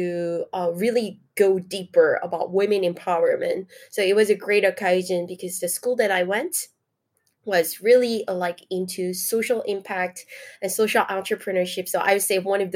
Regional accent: South Korea; moved away as an adult; now in Paris, France; I'm from South Korea.

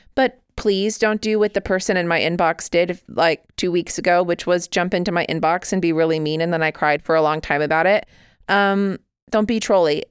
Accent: United States; I am very American.

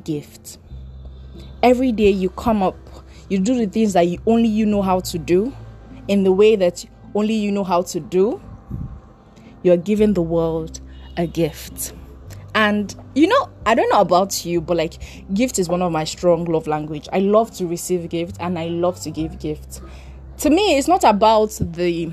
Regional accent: Edo, Nigeria; I'm from Edo State.

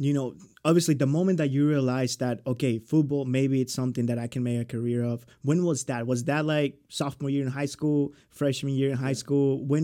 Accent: Schulenburg, Texas, United States; I'm from Schulenburg, Texas

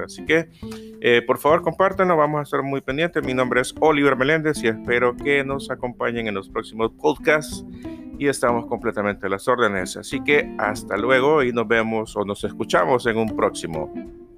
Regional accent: El Salvador; acá en mi país, El Salvador

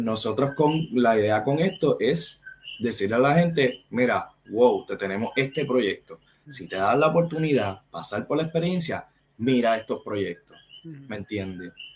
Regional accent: Caguas, Puerto Rico; yo soy de acá de Cagua

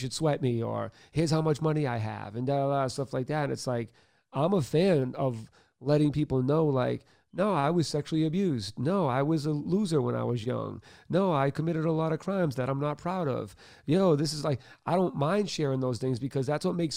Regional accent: Boston, Massachusetts, United States; I'm white from Boston

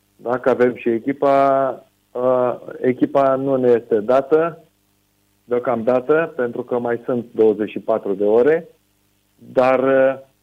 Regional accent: Romania; moved away; noi românii

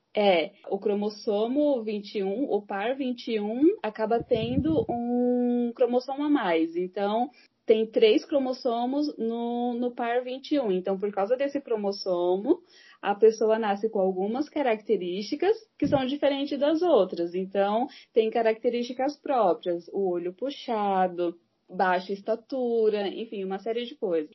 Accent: Santo André, São Paulo, Brazil; Sou de São Paulo, Santo André, São Paulo

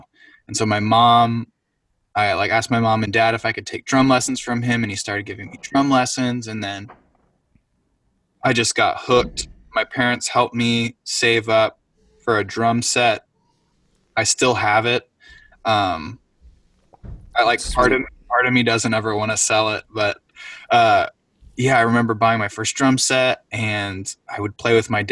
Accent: Tioga County, Pennsylvania, United States; I grew up in Pennsylvania, so East Coast. I lived in Tioga County

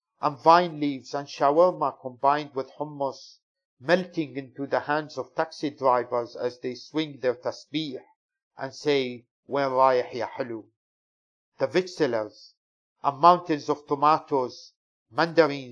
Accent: Syria; now in United Kingdom; I'm British Syrian poet of Kurdish origin

